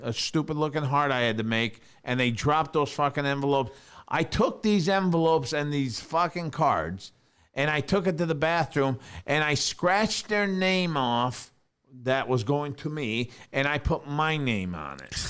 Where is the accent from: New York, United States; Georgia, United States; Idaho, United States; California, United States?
New York, United States; moved away; growing up in New York